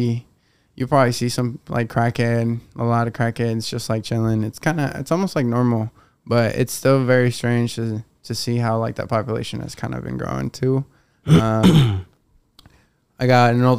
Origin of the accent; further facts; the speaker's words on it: Fort Collins, Colorado, United States; also born or lived in Mexico / Denver; I grew up in Fort Collins, which is an hour away from Denver, up north, hour 15.